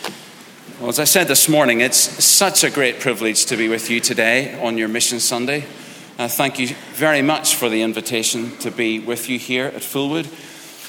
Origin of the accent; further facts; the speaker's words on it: Ireland; I'm Irish